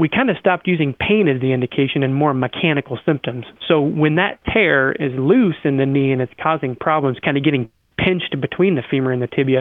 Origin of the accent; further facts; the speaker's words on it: Iowa, United States; I'm from Iowa and grew up mowing yards